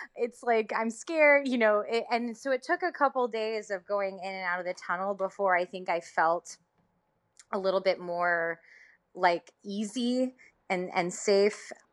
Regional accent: Tennessee, United States; I'm from Tennessee

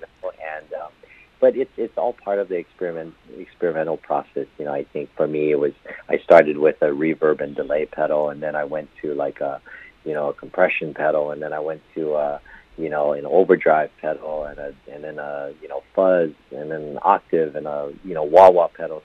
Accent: Hawaii, United States; I was born and raised in in Hawaii

